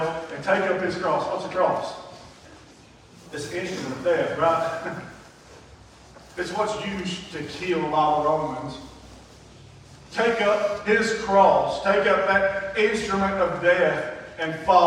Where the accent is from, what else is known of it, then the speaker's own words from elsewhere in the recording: South Whitfield, Georgia, United States; I was born in South Whitfield to an alcoholic of a dad.